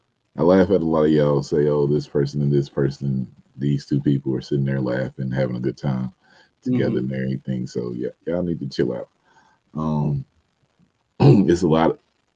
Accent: Indianapolis, Indiana, United States; y'all know I'm from Indianapolis

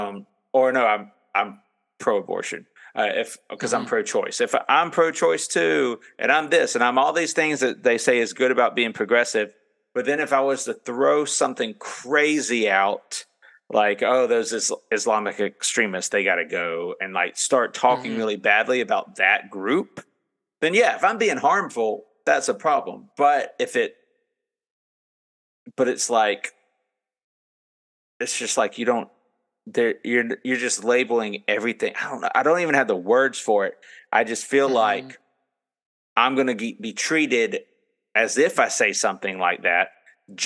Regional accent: Florida, United States; I'm from Florida

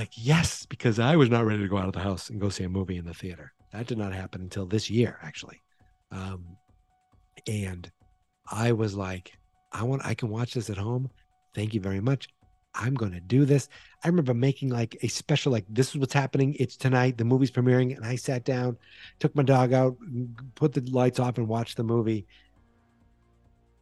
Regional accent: Boston, Massachusetts, United States; accent: Boston; my Boston accent

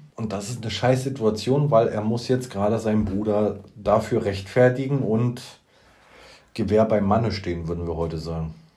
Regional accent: Usedom, Mecklenburg-Vorpommern, Germany; Ich bin auf Usedom groß geworden

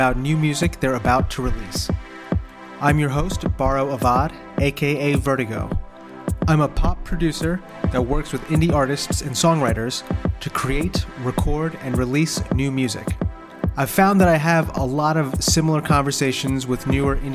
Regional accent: New Jersey, United States; also born or lived in Philadelphia, Pennsylvania; now in New Hope, United States; I'm from New Jersey. I lived in Philly for 5 years, and I live in New Hope

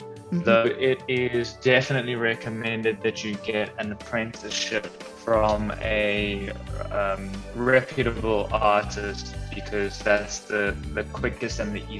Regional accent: Johannesburg, Gauteng, South Africa; also born or lived in Cape Town; I was born in Cape Town, moved to Johannesburg when I was about 8 years old

